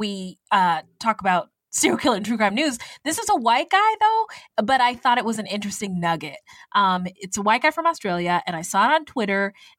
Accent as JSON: {"language": "English", "area": "Bay Area", "region": "California", "country": "United States", "tie": "born or raised there", "also_born_or_lived": "Spokane", "moved": "yes", "said": "I grew up in the Bay Area"}